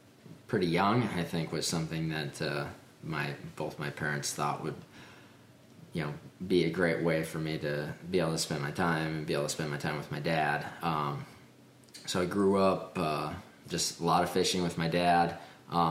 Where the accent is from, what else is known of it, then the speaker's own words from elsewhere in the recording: Minnesota, United States; I grew up in Minnesota